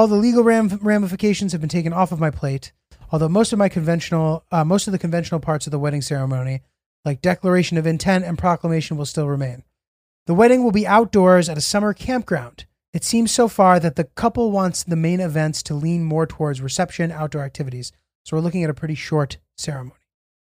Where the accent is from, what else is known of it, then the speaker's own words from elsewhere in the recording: Middletown, Connecticut, United States; Julio, I feel a bit of a serendipitous connection with you because I grew up in Middletown, Connecticut.